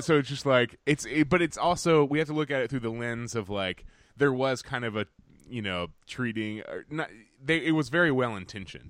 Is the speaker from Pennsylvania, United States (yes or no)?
no; Alabama, United States; now in New York, United States; We are two dudes from Alabama and a Welsh Londoner